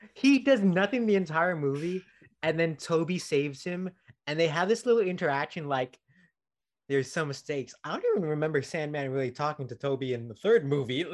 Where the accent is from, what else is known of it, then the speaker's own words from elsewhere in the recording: Philippines; as a Filipino